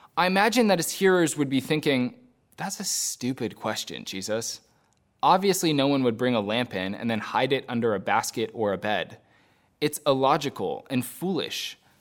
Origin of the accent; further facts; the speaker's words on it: United States; also born or lived in Belfast countryside, Northern Ireland; As an American